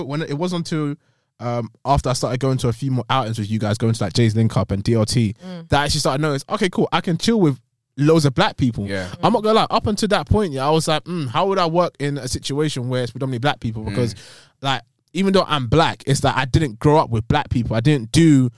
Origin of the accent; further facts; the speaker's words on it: Essex, East of England, United Kingdom; growing up in Essex